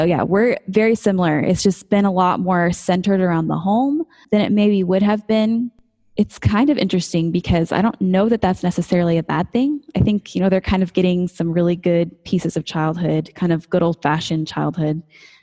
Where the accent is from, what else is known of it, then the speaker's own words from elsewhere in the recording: Colorado, United States; moved away; growing up in Colorado